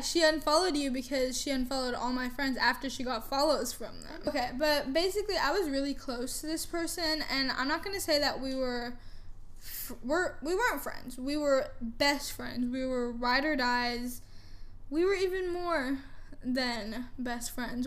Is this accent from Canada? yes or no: yes; Canada; also born or lived in United States / California; now in Frisco, United States; I grew up in Canada. I was born in America, but I was raised in Canada